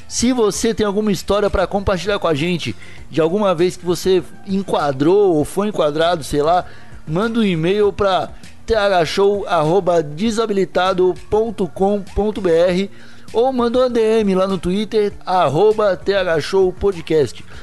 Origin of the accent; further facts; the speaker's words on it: Brazil; Porque a gente é brasileiro, todo mundo está acostumado muito a tomar no cu e conversando a gente se entende, né?